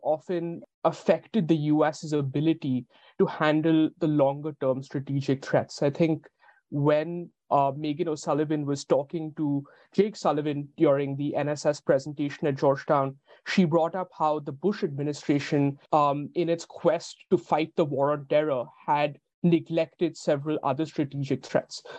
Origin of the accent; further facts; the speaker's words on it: India; my own perspective as an Indian